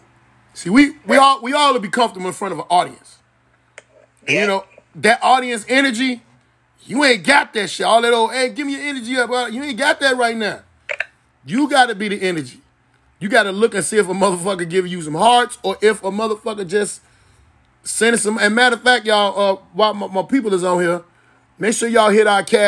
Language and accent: English; Chicago, Illinois, United States; I'm from Chicago